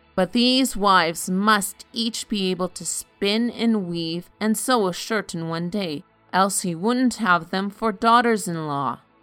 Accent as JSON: {"language": "English", "country": "Canada", "said": "I am Canadian"}